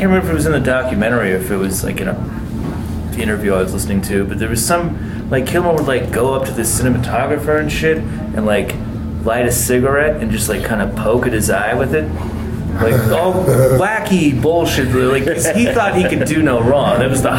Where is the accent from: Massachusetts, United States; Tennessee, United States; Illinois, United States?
Tennessee, United States; Nashville; born there; Yeah, I love Nashville. I was born in Nashville.